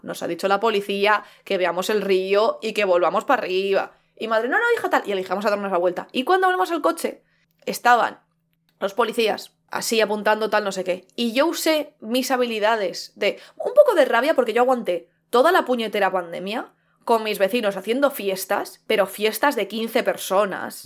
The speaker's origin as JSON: {"language": "Spanish", "town": "Madrid", "region": "Community of Madrid", "country": "Spain", "tie": "born or raised there", "said": "Como madrileña, como persona que nació en Madrid, en el centro de Madrid"}